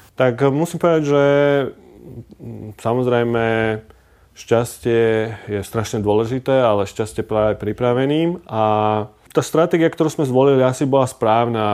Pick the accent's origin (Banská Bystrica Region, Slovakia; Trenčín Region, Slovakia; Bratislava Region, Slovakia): Bratislava Region, Slovakia; Bratislava; Narodil som sa v Bratislave, veľkú časť života som prežil v Lamači